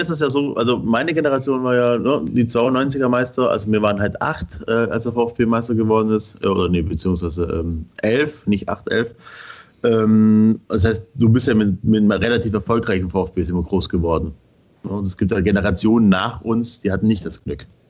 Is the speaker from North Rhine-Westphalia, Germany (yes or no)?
no; Schorndorf, Swabia, Baden-Württemberg, Germany; bin halt auch gebürtiger Schwabe, bin ne, dann in Schandorf groß geworden